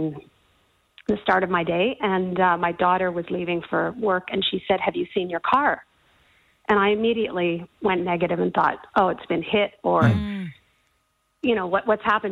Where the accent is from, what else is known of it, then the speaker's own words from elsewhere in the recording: Canada; now in Australia; I'm from Canada